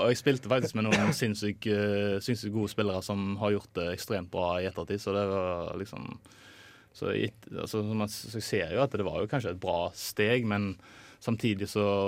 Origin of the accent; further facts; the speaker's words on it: Haugesund, Rogaland, Norway; da jeg var bare hjemme i Haugesund